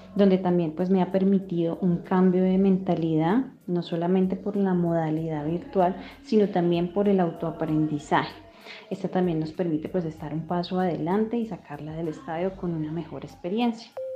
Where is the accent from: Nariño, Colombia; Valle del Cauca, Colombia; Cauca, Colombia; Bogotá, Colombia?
Nariño, Colombia; Pasto; also born or lived in Consacá, Nariño; a hora y media de mi ciudad natal, San Juan de Pasto.